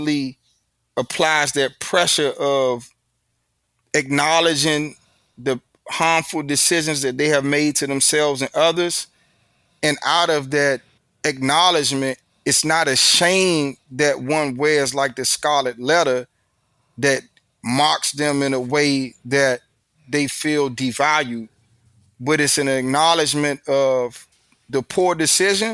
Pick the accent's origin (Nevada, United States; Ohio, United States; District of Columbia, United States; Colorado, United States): District of Columbia, United States; Washington; accent: D.C. vernacular; I'm from the South, so we talk different anyway. Our vernacular, we have a unique vernacular in D.C. because we're in between the Deep South and the prestigious North